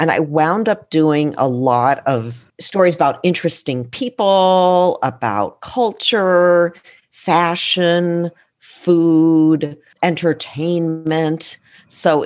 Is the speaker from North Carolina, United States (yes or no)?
no; Minnesota, United States; moved away as an adult; also born or lived in Britain / Pennsylvania / California; I grew up mostly in Minnesota from second grade through, you know, the end of high school